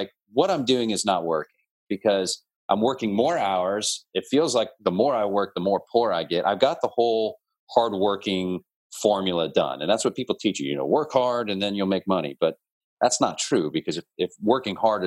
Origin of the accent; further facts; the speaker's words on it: New Orleans, Louisiana, United States; I'm from New Orleans.